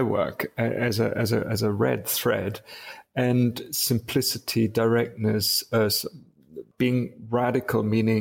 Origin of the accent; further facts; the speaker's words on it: Wuppertal, North Rhine-Westphalia, Germany; moved away as an adult; also born or lived in Munich / England; I was born in Munich, but raised mainly in a city called Wuppertal